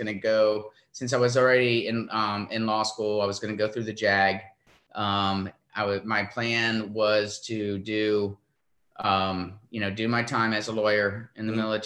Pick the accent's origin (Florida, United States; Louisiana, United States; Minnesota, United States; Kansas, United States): Florida, United States; our family's beach music growing up in Florida